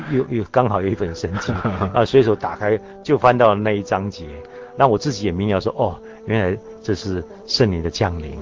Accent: Taiwan; also born or lived in Jiangsu (ancestral); 我是从大陆来的，在台湾生的

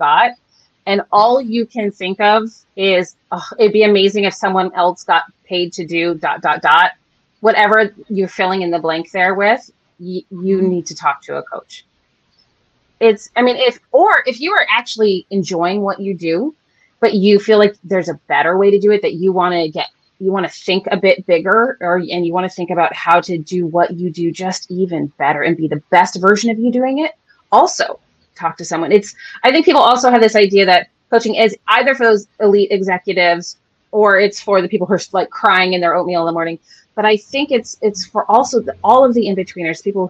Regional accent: San Francisco, California, United States; I'm born and raised in San Francisco

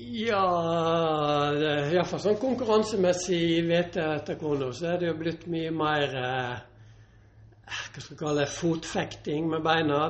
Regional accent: Northern Norway, Norway; also born or lived in Bø / Sogndal; now in Bergen, Norway; der jeg vokste opp i uh, eh, nord

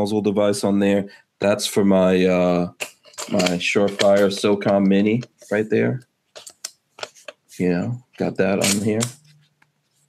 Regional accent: New York, United States; as a New Yorker

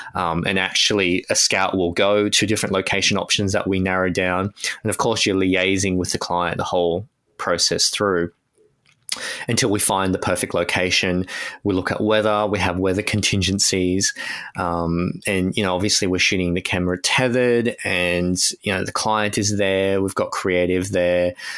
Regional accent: Australia; as an Australian

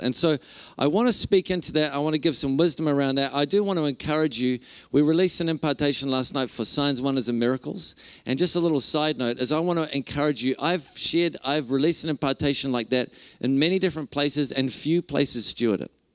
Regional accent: Whangarei, Northland, New Zealand; I'm from Whangarei. Uh, my wife Renee and I are from Whangarei

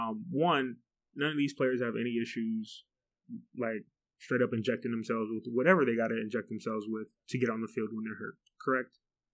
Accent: United States; I'm afraid of losing my rights as an American.

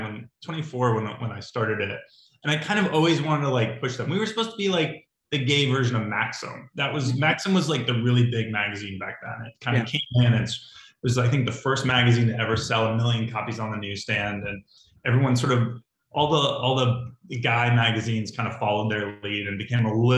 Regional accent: Connecticut, United States; now in Los Angeles, United States; I'm from Connecticut and I've lived in Los Angeles for 26 years. So I'm an Angeleno at this point

